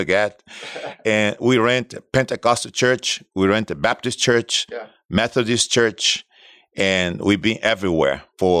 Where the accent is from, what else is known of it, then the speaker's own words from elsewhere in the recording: Brazil; moved away as an adult; also born or lived in Mexico City, Mexico / Tucson, Arizona, United States; now in South Florida, United States; I was born and raised in Brazil. Yeah. That's 54 years ago